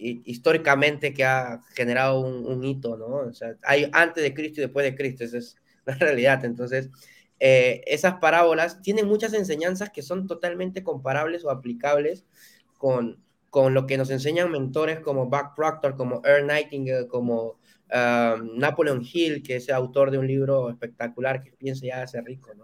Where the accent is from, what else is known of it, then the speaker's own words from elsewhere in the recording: Peru; En mi país, en Perú